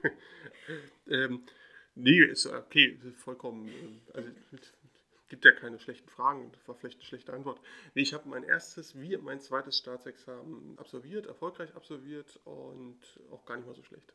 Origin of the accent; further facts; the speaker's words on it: Berlin, Germany; ich bin ja in Pankow zur Schule gegangen